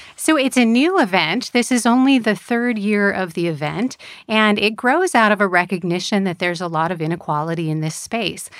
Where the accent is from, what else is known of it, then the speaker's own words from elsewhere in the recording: Connecticut, United States; moved away as an adult; also born or lived in Massachusetts / Chicago; I'm originally from the East Coast, grew up in Connecticut